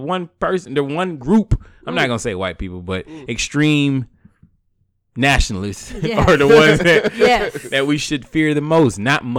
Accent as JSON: {"language": "English", "country": "United States", "said": "as an American"}